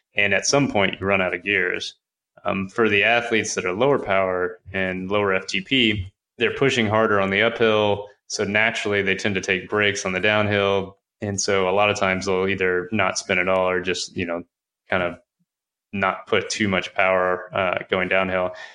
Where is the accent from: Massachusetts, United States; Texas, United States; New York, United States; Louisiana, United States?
Texas, United States; I'm I'm from Texas